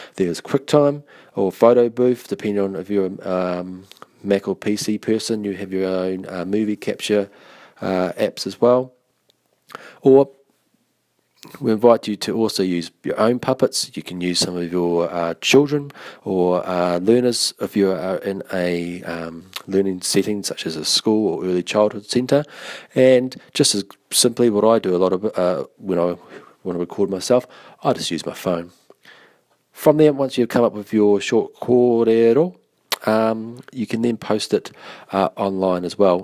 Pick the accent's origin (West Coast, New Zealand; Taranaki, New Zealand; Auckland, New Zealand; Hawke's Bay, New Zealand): Taranaki, New Zealand; now in Christchurch, New Zealand; I'm from Taranaki. I live now in Christchurch